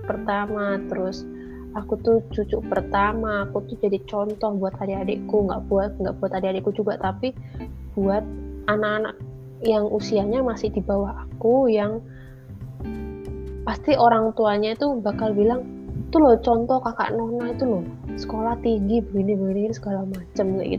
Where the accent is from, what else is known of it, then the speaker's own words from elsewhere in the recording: Java, Indonesia; moved away; namanya juga dari kecil besarnya di Jawa terus ke sini nggak punya